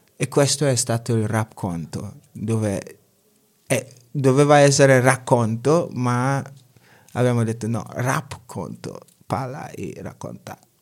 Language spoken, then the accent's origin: Italian; Ghana; Italian is a second language; also born or lived in Pergine, Italy; now in Italy; sono, sono ghanese, vengo dal Ghana